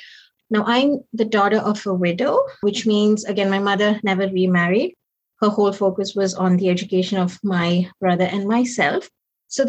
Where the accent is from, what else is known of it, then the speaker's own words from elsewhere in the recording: Nigeria; also born or lived in Chingola, Zambia; So I was born to East Indian parents, but I was born in Zambia in a town called Chingola. I'm the second. My parents are teachers and they worked there. Moved to Nigeria when I was around 5.